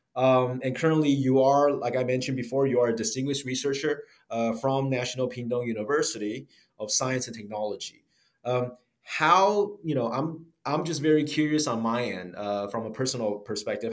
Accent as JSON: {"language": "English", "country": "United States", "tie": "born or raised there", "said": "I grew up in the States as well"}